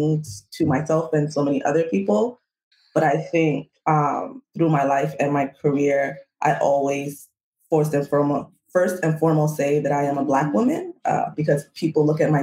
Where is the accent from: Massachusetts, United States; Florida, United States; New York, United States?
New York, United States; New York City; I was born in the Bronx